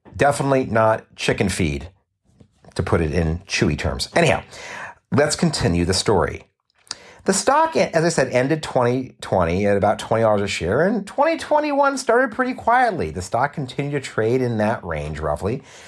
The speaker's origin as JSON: {"language": "English", "region": "Southern California", "country": "United States", "tie": "born or raised there", "also_born_or_lived": "Los Angeles", "said": "I was born and raised here in Southern California"}